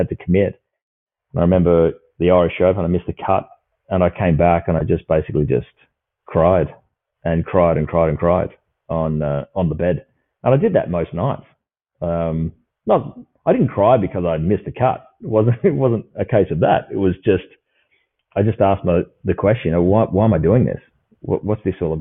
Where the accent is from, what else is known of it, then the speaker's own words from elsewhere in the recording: Perth, Western Australia, Australia; I grew up here in Perth